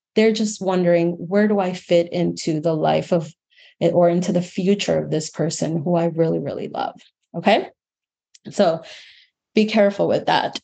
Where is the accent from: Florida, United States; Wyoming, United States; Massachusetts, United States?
Florida, United States; Miami; also born or lived in New York City; my hometown in Miami, Florida